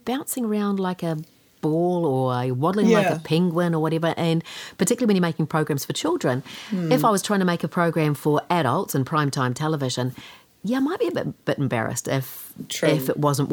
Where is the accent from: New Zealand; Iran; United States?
New Zealand; Kaikohe, Northland; Growing up in Kaikoi and being a pretty shy kid